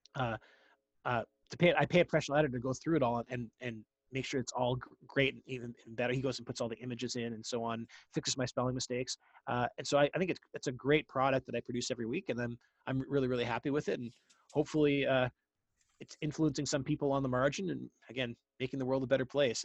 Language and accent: English; Ottawa, Ontario, Canada; moved away as an adult; now in United States; I grew up in Ottawa, Canada, the capital.